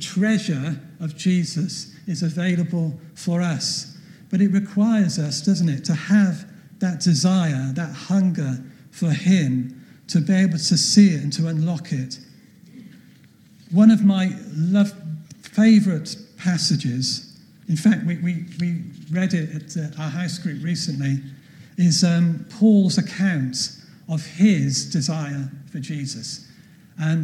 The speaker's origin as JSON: {"language": "English", "town": "Cardiff", "region": "Wales", "country": "United Kingdom", "tie": "born or raised there", "also_born_or_lived": "Notting Hill Gate, London / Catford, London", "moved": "as an adult", "lives_now": "London, United Kingdom", "said": "we grew up together. I became a Christian through his witness. We went to school together. I left Cardiff when I was 20 to come to London to go to college."}